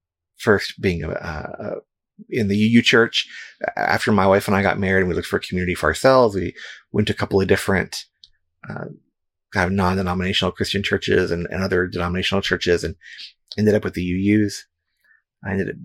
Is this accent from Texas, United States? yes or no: yes; San Antonio, Texas, United States; when I was growing up in San Antonio, Texas